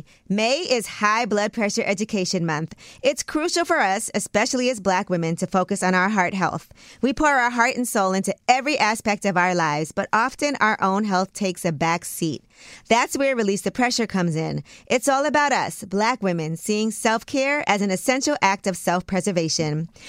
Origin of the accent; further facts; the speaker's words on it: New York City, New York, United States; I'm from Brooklyn.